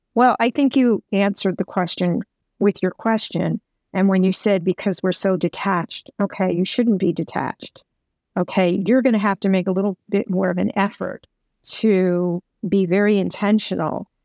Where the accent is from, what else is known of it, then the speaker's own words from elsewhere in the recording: New York, United States; I'm from New York